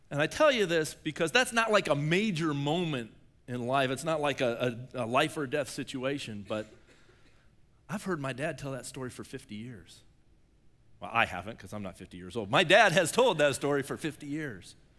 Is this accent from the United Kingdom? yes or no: no; Shelby, Ohio, United States; I'm from Shelby, and we have the Black Fork River.